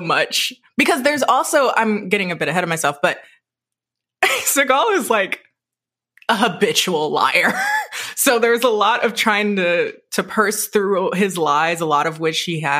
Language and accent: English; Michigan, United States; born and raised in Michigan